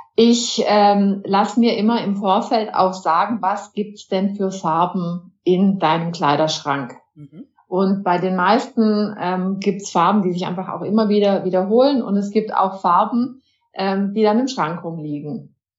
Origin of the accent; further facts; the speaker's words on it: Germany; wir auch als Deutsche